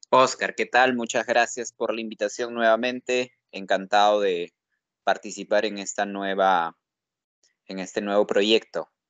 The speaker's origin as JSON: {"language": "Spanish", "town": "Huaraz", "region": "Ancash", "country": "Peru", "said": "Yo vengo de la ciudad de Huaraz y me preparé mucho, me esforcé mucho para estudiar"}